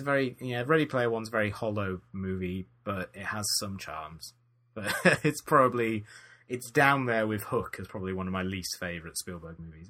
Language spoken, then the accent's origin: English; United Kingdom; being British